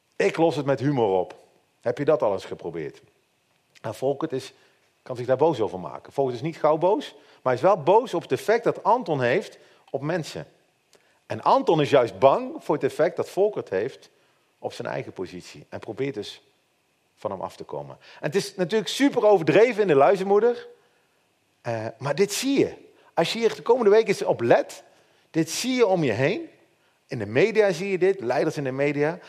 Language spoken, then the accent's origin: Dutch; Netherlands; En als Nederlander hebben wij van nature altijd heel makkelijk heel veel kritiek op leiding.